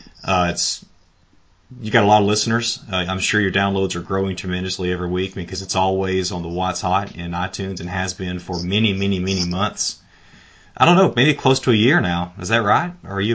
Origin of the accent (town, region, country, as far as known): Northwest Alabama, United States; born or raised there